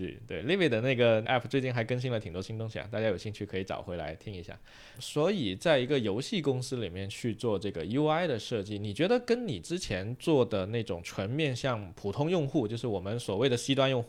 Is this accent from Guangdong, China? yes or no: yes; Guangdong, China; 像我老家虽然不讲粤语，但是我们能听得懂，那也就挺有趣的。而且广东粤语还有一个好处是靠近香港，